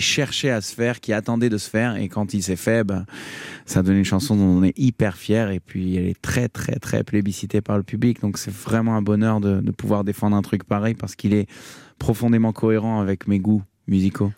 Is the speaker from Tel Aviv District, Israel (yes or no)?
yes; Tel Aviv, Tel Aviv District, Israel; j'ai grandi à Tel Aviv